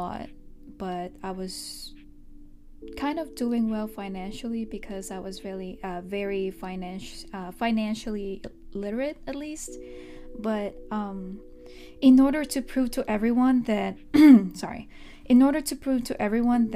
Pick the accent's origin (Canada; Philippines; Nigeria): Philippines; now in United States; I mostly grew up in the Philippines